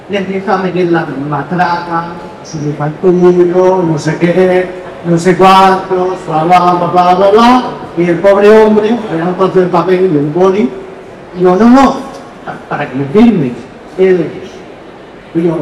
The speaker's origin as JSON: {"language": "Spanish", "town": "Figueres", "region": "Catalonia", "country": "Spain", "said": "yo tengo una anécdota, yo soy muy fan del cómic, ya cuando era pequeño, y yo soy de Figueras y haciendo un festival de cómic en Girona."}